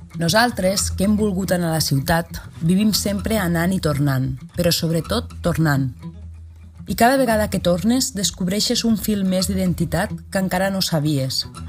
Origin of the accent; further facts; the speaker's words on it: Llombai, Valencian Community, Spain; moved away as an adult; also born or lived in Barcelona; now in Tortosa, Spain; Soc valenciana, establerta a les Terres de l'Ebre, amb un peu a Barcelona. Vaig nàixer a Llombai, un poble de 2.600 habitants, a la Ribera Alta